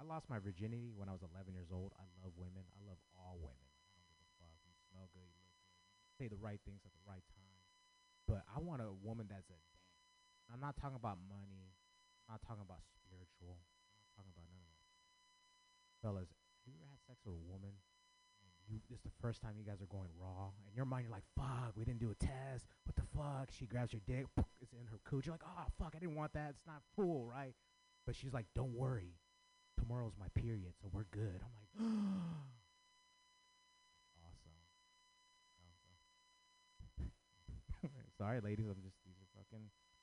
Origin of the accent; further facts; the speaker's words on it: San Francisco, California, United States; I grew up in San Francisco.